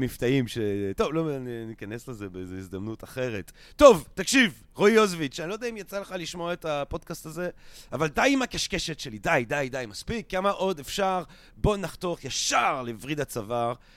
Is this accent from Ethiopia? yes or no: no; Belgium; accent: French; Hebrew is a second language; now in Israel; אני לא באמת מערד, אני מבלגיה